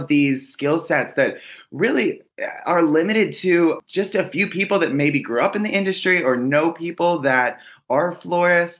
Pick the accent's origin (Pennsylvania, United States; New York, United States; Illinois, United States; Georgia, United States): Pennsylvania, United States; Pittsburgh; I grew up in Pittsburgh, Pennsylvania